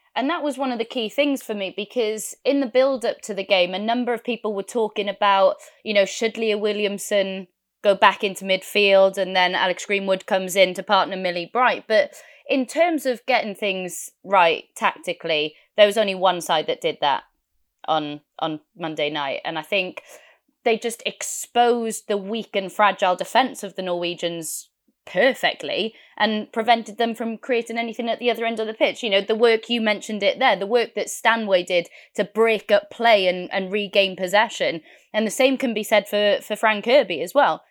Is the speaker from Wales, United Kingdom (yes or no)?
yes; Wales, United Kingdom; I'm Welsh